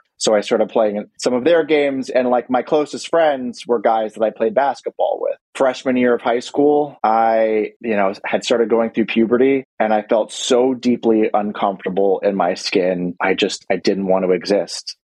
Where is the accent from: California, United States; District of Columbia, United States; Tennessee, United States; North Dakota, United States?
District of Columbia, United States; Washington; I was born and raised in Washington, D.C.